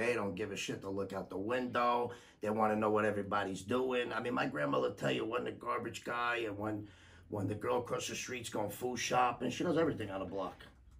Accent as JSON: {"language": "English", "town": "Paterson", "region": "New Jersey", "country": "United States", "tie": "born or raised there", "also_born_or_lived": "Passaic County, New Jersey", "moved": "yes", "lives_now": "California, United States", "said": "I actually grew up in Patterson as well."}